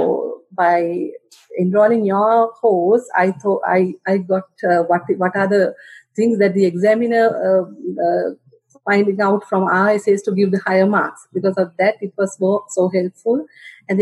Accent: Sri Lanka; English is a second language; I'm from Sri Lanka

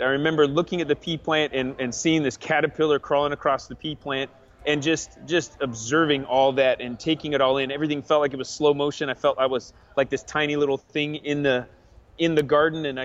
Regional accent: Arizona, United States; also born or lived in Alexandria, Virginia; I grew up mostly in Arizona

